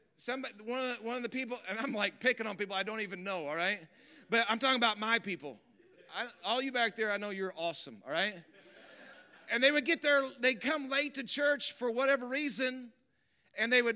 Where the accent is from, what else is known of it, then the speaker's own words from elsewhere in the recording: Missouri, United States; I grew up in Missouri.